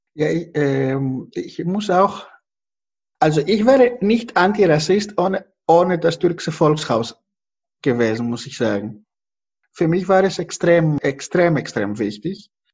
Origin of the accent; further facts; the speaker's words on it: Greece; now in Germany; Ich fühle mich nicht verantwortlich als Grieche, genau das Gegenteil. Ich komme aus einer Familie, die Opfer von der Besatzung war